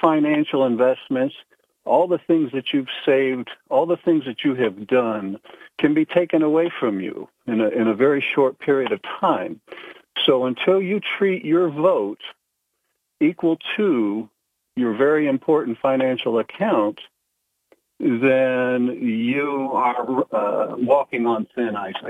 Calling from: Pennsylvania, United States; I'm calling from Susquehanna County.

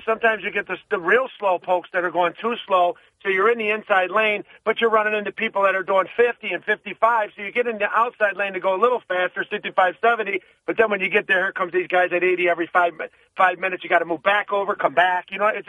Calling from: Binghamton, New York, United States

